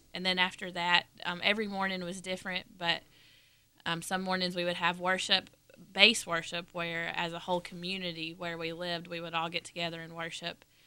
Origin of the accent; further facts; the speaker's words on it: Dalton, Georgia, United States; I'm from Dalton, Georgia, which is in the northwest corner of Georgia, about an hour and a half north of Atlanta